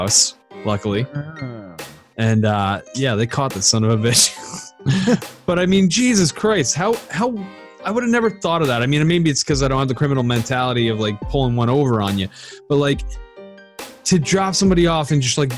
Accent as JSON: {"language": "English", "region": "Northeast", "country": "United States", "tie": "born or raised there", "moved": "yes", "said": "We grew up in the Northeast"}